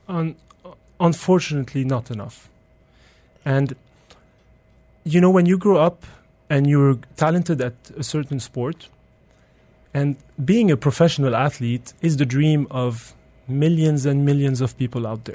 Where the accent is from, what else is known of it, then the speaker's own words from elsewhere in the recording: Belgium; now in United Arab Emirates; I grew up in Belgium